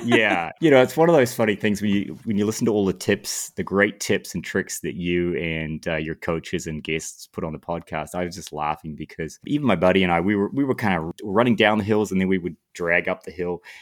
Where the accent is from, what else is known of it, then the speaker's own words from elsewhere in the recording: Lower Hutt, Wellington, New Zealand; moved away as an adult; now in United States; I grew up in, in New Zealand